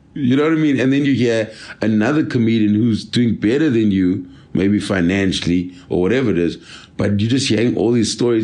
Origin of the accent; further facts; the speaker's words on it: Durban, KwaZulu-Natal, South Africa; moved away; I'm from Durban